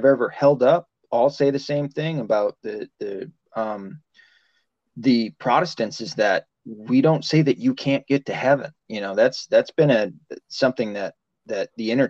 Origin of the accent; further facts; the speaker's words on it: the South, United States; I was raised in the South